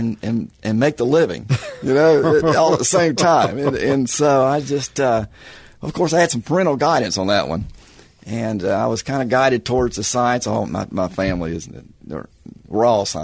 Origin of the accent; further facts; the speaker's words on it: Atlanta, Georgia, United States; moved away as an adult; also born or lived in North Carolina; now in Oklahoma, United States; Growing up in Georgia